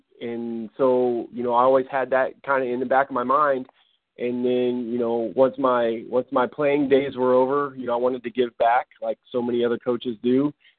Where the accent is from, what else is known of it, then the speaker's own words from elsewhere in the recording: Erie, Pennsylvania, United States; also born or lived in Corsicana, Texas / Fayetteville, Arkansas; now in Pine Bluff, United States; I'm originally from Erie, Pennsylvania. So in, up in the upper Midwest, northeast part of the country, boys/guys volleyball is pretty popular thing. So I grew up playing the sport. I came down to Arkansas, was at the University of Arkansas